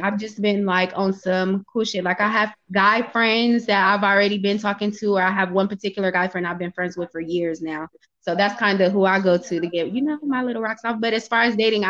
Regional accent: Oakland, California, United States; I'm from the Bay Area. I'm from Oakland, California, actually, to be exact.

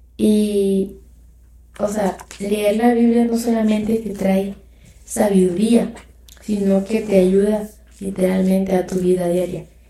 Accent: Mexico; yo soy mexicana

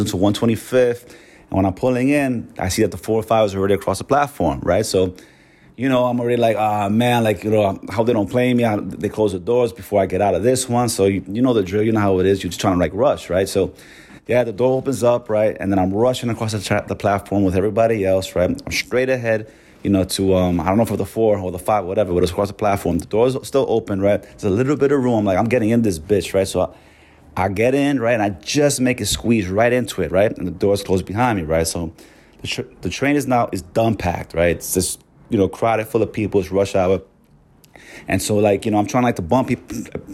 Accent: New York City, New York, United States; I'm born and raised in New York

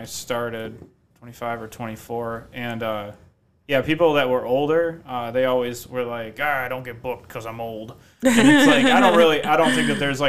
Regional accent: Detroit, Michigan, United States; also born or lived in Eastpointe, Michigan / Grosse Pointe Shores, Michigan / Willoughby Hills, Ohio; I was born in Detroit

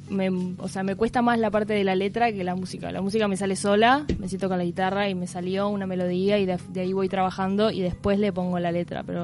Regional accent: Maldonado, Uruguay; yo soy de Maldonado me vine a estudiar a la Escuela Universitaria de Música guitarra.

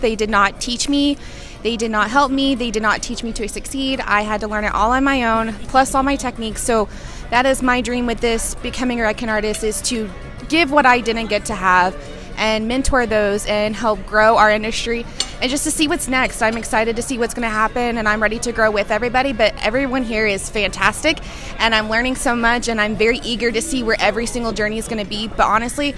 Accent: Oklahoma, United States; I'm from Oklahoma

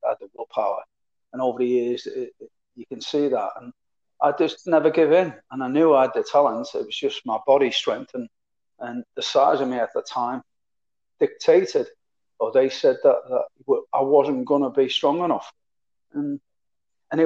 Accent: Liverpool, North West England, United Kingdom; accent: Scouser; moved away as an adult; also born or lived in Perth, Australia / Malaysia / Singapore; I'm a proper Scouser, as it was, you know. I was born and bred in Liverpool

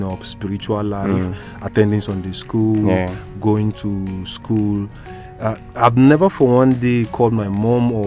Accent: Lagos, Nigeria; also born or lived in Port Harcourt / Bayelsa / Imo State; now in northern Nigeria; Grew up in Lagos

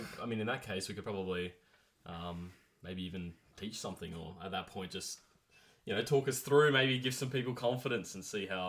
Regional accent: Australia; accent: Australian; we are Australian

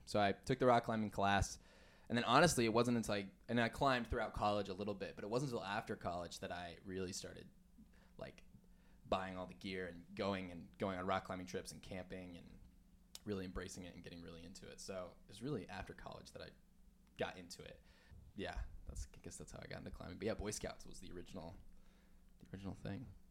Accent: Farmington, New Mexico, United States; moved away as an adult; also born or lived in Denver, Colorado / Texas; I was born in Denver, Colorado, and then I still have a lot of family there, but I grew up in Farmington, New Mexico

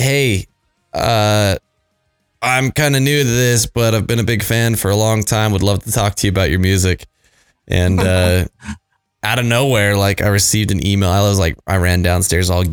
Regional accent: Utah, United States; also born or lived in Payson, Utah; from my home state of Utah

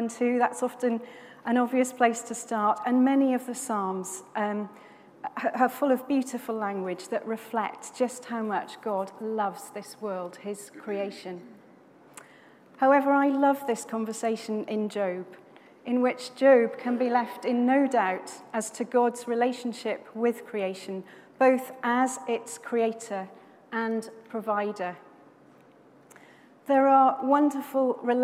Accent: Swansea, Wales, United Kingdom; I grew up in Swansea in South Wales near the beautiful Gower Peninsula

